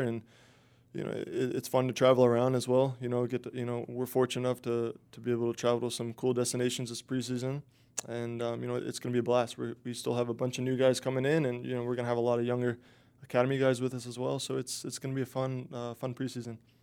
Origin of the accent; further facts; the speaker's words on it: Tampa, Florida, United States; be in my hometown.